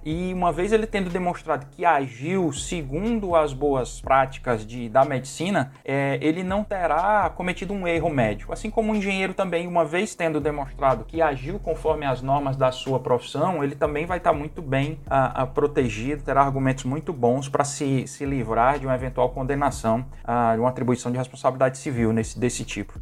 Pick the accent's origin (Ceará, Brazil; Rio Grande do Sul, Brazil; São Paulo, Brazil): Ceará, Brazil; Fortaleza; Eu sou, sou nascido e, e criado aqui em Fortaleza